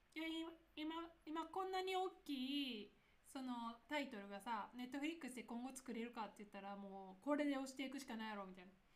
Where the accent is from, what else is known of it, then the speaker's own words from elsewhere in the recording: Nara, Japan; accent: Kansai dialect; 私、奈良出身